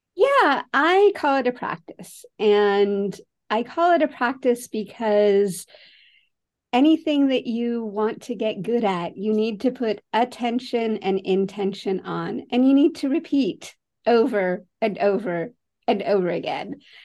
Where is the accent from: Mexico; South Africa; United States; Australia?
United States; San Francisco, California; I grew up in San Francisco